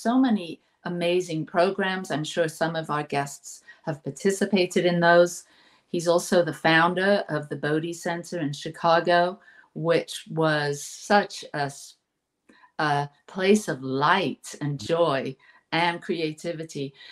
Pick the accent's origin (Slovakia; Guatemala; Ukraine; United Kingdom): United Kingdom; England; now in United States; I grew up in England, and our church, the Church of England, was more like the Episcopal